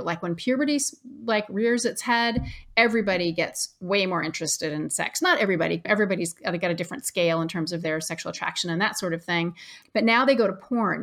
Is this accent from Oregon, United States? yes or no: yes; Ashland, Oregon, United States; I grew up in Ashland, Oregon, which is pretty liberal.